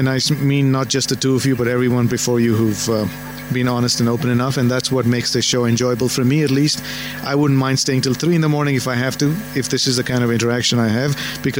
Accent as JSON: {"language": "English", "town": "Bangalore", "region": "Karnataka", "country": "India", "tie": "born or raised there", "said": "It's just, you know, it's hometown."}